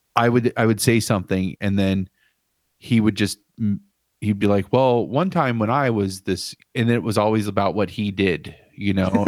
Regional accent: Dayton, Ohio, United States; Dayton, my hometown

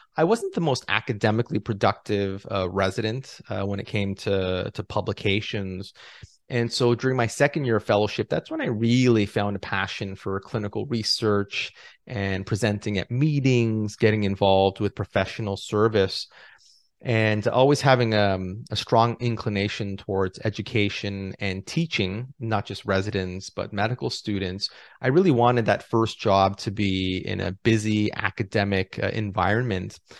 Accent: Toronto, Ontario, Canada; moved away as an adult; also born or lived in Los Angeles, United States / Ottawa, Canada; I was born and raised in Toronto

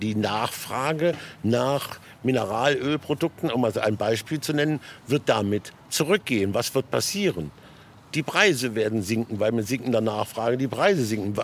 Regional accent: Großalmerode, Hesse, Germany; In meinem Heimatort äh, Großamerode in der Nähe von Kassel

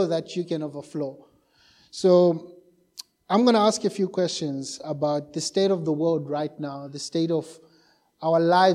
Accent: Zimbabwe; moved away as an adult; also born or lived in Johannesburg, South Africa; now in Cape Town, South Africa; We're originally from Zimbabwe

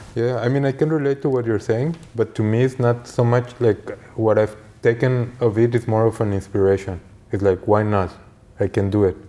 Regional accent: Mexico; growing up in Mexico

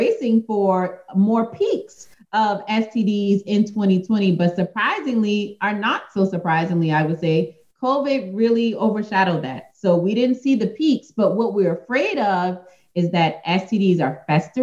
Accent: United States; as American women, especially as Black women

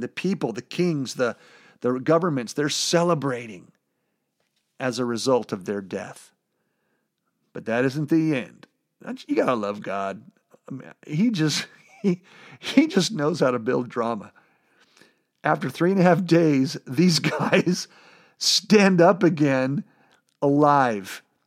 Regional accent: California, United States; I'm from California

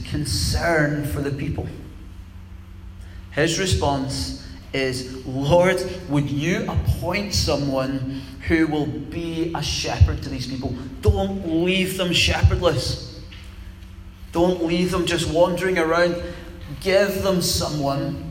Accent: Scotland, United Kingdom; calling us British, but we're also Scottish

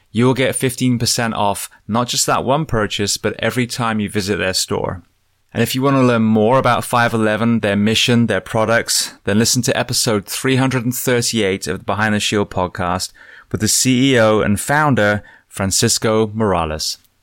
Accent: Bath, South West England, United Kingdom; I grew up in Bath

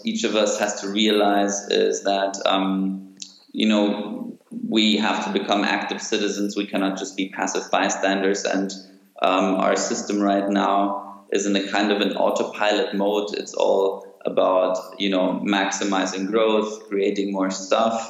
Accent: Munich, Bavaria, Germany; also born or lived in Athens, Greece; born and raised in Munich with stints in Athens

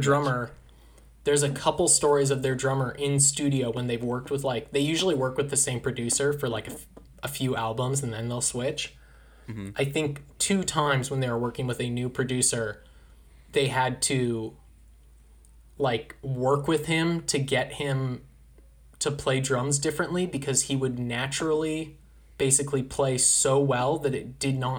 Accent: Anaheim, California, United States; moved away; I grew up in Anaheim, was there for a long time, then I left for the fog. I left for Cold Beach.

